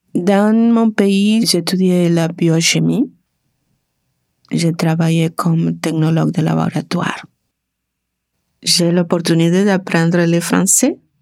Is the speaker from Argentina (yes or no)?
yes; Argentina; French is a second language; moved away as an adult; now in Canada; je viens de l'Argentine